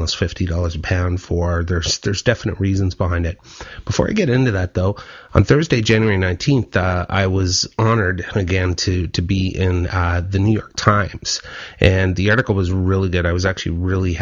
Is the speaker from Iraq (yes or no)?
no; Ottawa, Ontario, Canada; now in Vancouver, Canada; I was born and raised in Ottawa